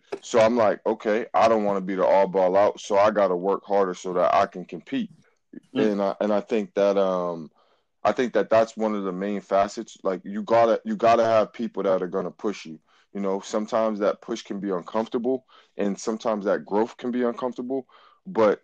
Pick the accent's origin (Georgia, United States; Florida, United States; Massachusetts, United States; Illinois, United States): Massachusetts, United States; Boston; I am from Boston, Massachusetts. I am from the rougher side of Boston. I'm from Roxbury.